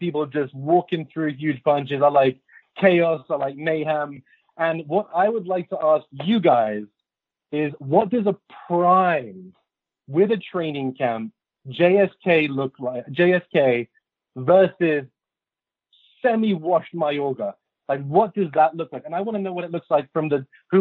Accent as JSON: {"language": "English", "region": "London", "country": "United Kingdom", "said": "I'm from West London. I'm from Kensington"}